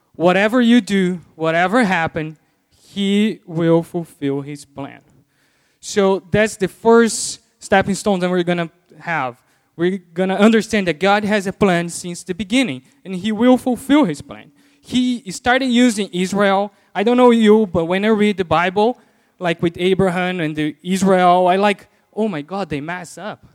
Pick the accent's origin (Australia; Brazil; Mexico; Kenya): Brazil; first language Portuguese; English is a second language; moved away as an adult; now in United States; I learned English in Brazil